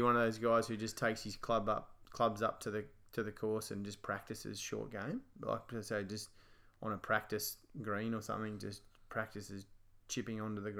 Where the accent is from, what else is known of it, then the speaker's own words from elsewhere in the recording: Australia; obviously being Australian, and we know his family